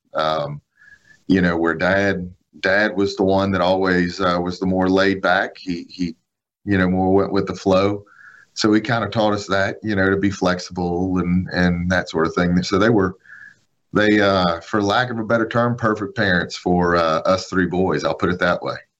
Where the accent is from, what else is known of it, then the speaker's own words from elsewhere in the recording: Biloxi, Mississippi, United States; I was in uh, West Biloxi, uh, born and raised right uh, in Tanglewood subdivision out by Fatima Church